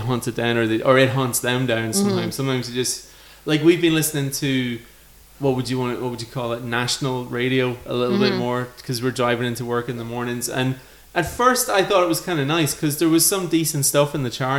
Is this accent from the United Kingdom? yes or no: no; Dundalk, Leinster, Ireland; I was born in Dundalk